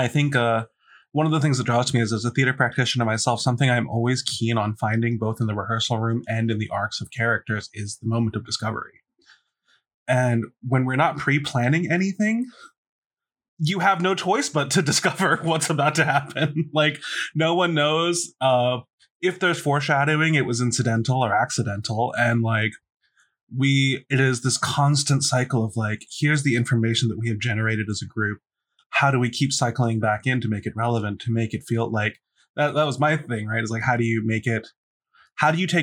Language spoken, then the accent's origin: English; Silver Spring, Maryland, United States; I'm from Silver Spring, Maryland, greater DMV area.